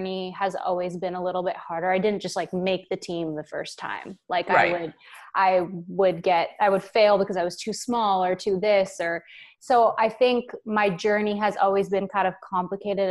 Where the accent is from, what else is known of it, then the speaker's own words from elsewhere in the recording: Canada; I want to represent Canada because we're Canadian as well.